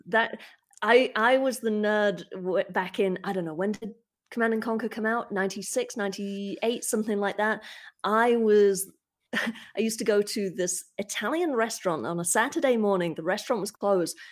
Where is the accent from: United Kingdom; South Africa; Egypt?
United Kingdom; speaking as a Brit, we do have the internet in the U K